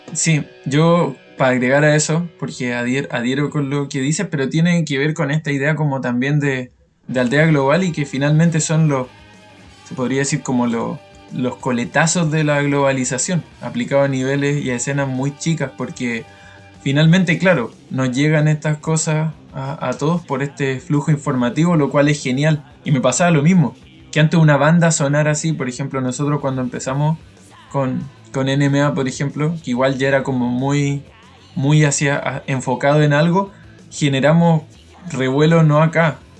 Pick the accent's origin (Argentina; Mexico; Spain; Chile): Chile; soy de Chile.